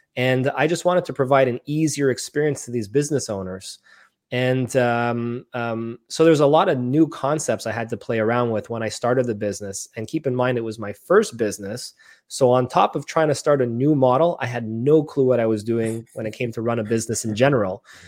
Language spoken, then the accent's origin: English; Montreal, Quebec, Canada; born and raised in Montreal, Canada